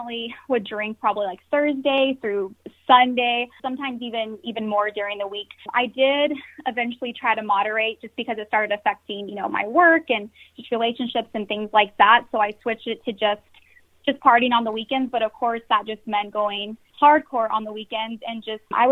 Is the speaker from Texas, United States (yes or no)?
yes; San Antonio, Texas, United States; I am from San Antonio, Texas